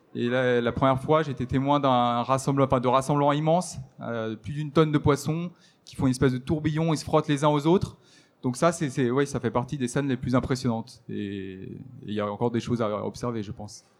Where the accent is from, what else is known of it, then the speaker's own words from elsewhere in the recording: the Alps, France; je suis originaire des Alpes